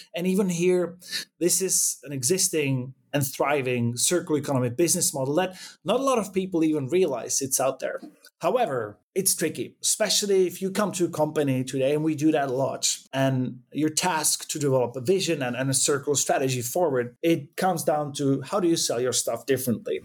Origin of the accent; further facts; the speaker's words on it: Prague, Czechia; moved away as an adult; now in Sweden; I come from Prague, from Czech Republic originally.